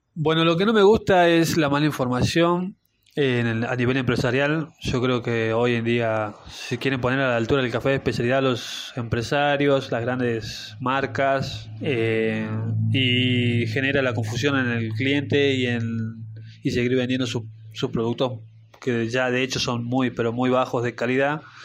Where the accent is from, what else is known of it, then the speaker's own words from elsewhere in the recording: Salta, Argentina; yo siendo salteño